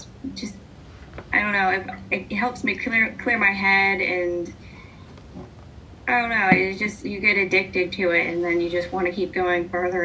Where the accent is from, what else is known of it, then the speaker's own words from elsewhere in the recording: Hubbard, Ohio, United States; I am from Hubbard